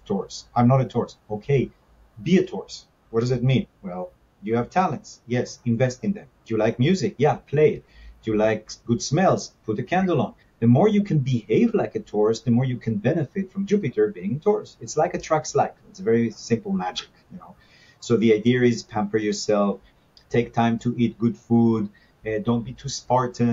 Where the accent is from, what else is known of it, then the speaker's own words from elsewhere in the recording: Israel; now in Los Angeles, United States; growing up in Israel, the good uncle from America used to come and bring us stuff